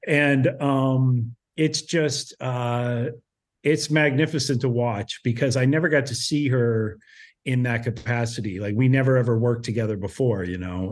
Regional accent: Ohio, United States; moved away; also born or lived in Los Angeles; I grew up in Ohio. So, you know, a very small town in Ohio

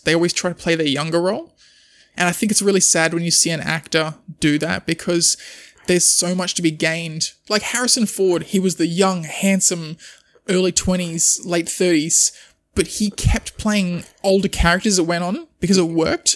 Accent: Australia

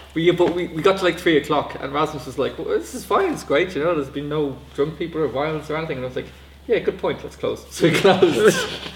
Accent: Ireland

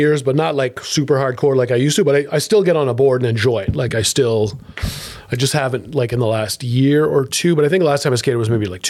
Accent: Ottawa, Ontario, Canada; when I was a kid, when I grew up like on Eastvale by Grafton with Tom at Colonel

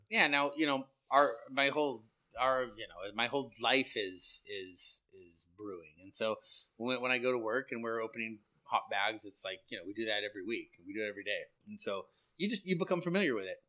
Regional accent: San Luis Obispo, California, United States; I'm born and raised in San Luis

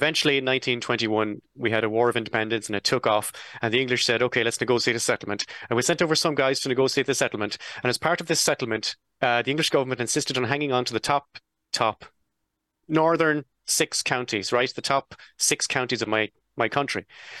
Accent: Ireland; because we're Irish

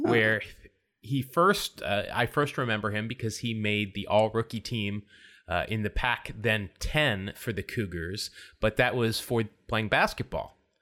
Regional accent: Salt Lake City, Utah, United States; I grew up in Salt Lake.

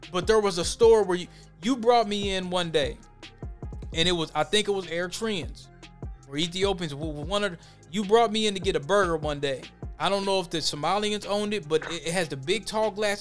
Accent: Minneapolis, Minnesota, United States; growing up in the West Bank

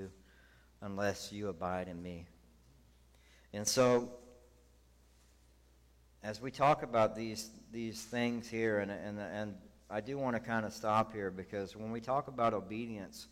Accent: the South, United States; now in San Antonio, United States; I grew up in the South

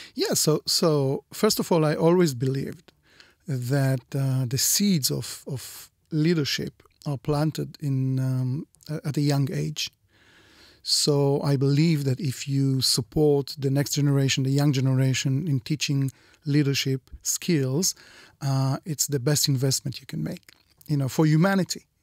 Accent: Israel; here in Israel

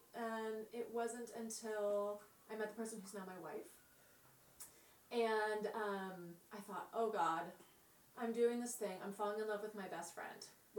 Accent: San Diego, California, United States; San Diego.

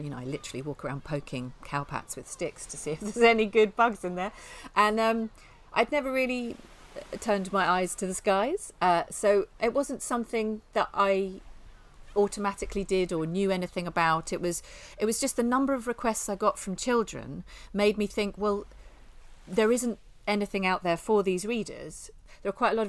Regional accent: near Tring, East of England, United Kingdom; I grew up near Tring.

